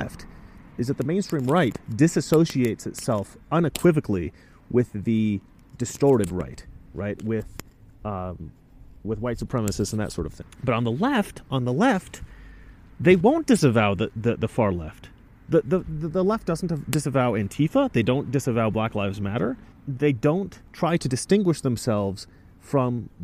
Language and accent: English; Oregon, United States; I grew up in Oregon